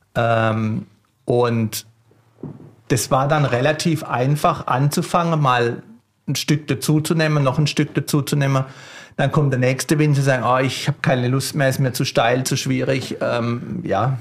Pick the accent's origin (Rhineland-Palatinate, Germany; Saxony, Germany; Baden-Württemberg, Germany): Baden-Württemberg, Germany; Kraichgau; ich bin ja selber gebürtiger Kraichbauer. Mein Vater war Betriebsleiter bei Burggrafen Zürich.